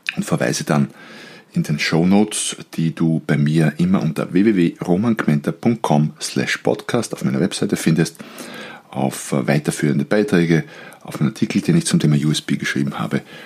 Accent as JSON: {"language": "German", "country": "Austria", "said": "als Österreicher, und wir sind bekannt für unsere Grauzonen in gewissen Bereichen, Als Österreicher"}